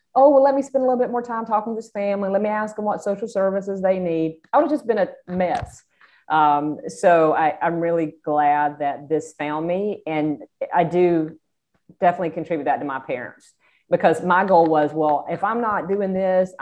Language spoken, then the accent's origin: English; South Georgia, United States; accent: Georgia; I grew up in South Georgia